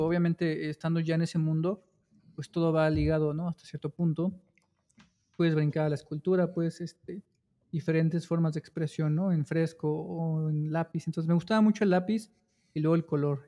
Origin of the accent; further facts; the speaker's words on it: Cuautitlán Izcalli, State of Mexico, Mexico; yo nací en la Ciudad de México, eh, solo nací ahí o sea, en un hospital de la ciudad y ya crecí este, toda mi infancia y gran parte de mi vida en, la, en el Estado de México, en Cuautitlán Izcalli.